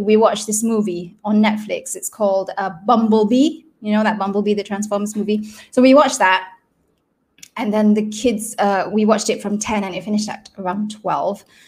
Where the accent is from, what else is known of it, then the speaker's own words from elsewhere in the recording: Selangor, Malaysia; first language Malay; English is a second language; I am from Selangor and we are in CMCO